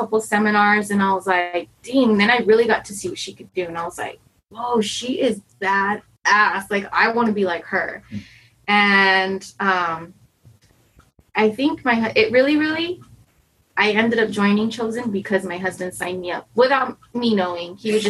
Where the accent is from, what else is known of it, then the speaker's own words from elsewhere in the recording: Pomona, California, United States; I grew up in Pomona